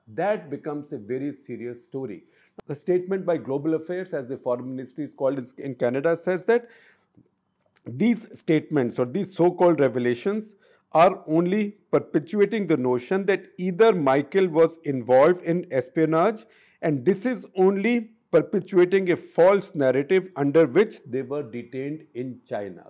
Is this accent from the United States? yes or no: no; India; I am from India